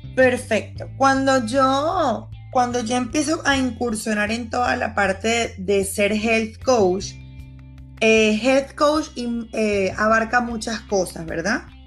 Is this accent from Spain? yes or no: no; Venezuela; moved away as an adult; now in Panama; Yo soy venezolana y hace cinco años pisé Panamá